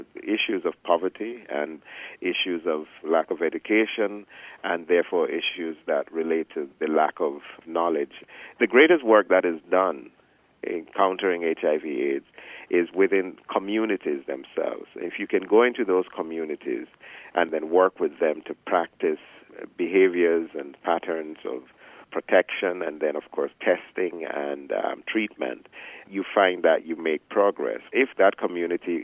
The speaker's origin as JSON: {"language": "English", "country": "Jamaica", "tie": "born or raised there", "moved": "as an adult", "said": "I grew up in Jamaica. Most of my young adult life was spent in Jamaica"}